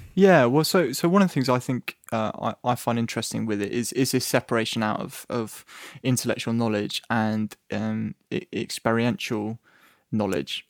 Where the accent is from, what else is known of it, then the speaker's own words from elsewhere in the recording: England, United Kingdom; I'm English